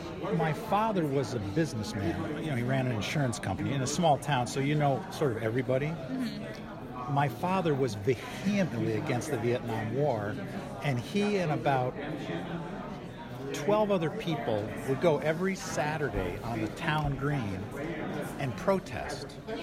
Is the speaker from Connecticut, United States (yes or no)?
yes; Sharon, Connecticut, United States; the kids that I grew up with in Sharon